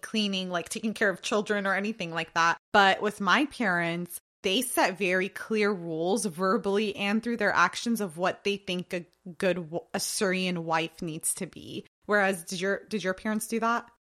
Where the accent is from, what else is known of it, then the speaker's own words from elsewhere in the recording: United States; also born or lived in Jordan; I've been in America since I was three years old, and I was born in Jordan